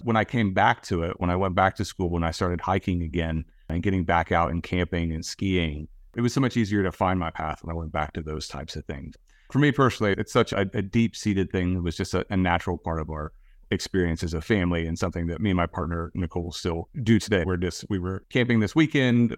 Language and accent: English; Southern Ohio, United States; I grew up in Southern Ohio, right on the Ohio River